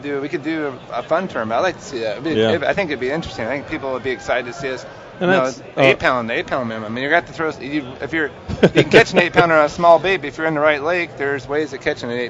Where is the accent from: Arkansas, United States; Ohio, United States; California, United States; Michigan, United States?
California, United States; Southern; moved away; I grew up in Southern Cal